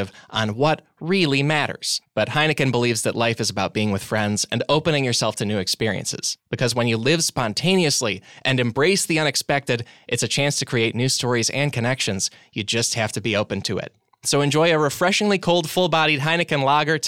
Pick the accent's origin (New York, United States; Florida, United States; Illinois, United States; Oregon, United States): Illinois, United States; Chicago; I grew up watching it in Chicagoland on ABC 7 at 3:30 p.m.